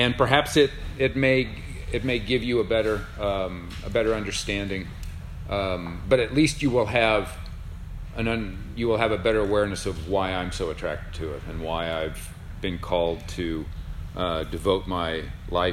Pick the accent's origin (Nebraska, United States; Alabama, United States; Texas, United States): Nebraska, United States; Lincoln; moved away; I grew up in Lincoln, which, I mean, they're all small towns in Nebraska.